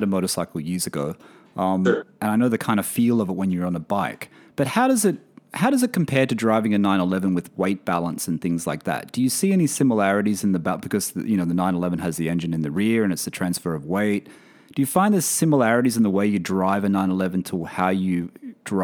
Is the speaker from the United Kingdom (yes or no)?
no; Australia; moved away; in my home country, Australia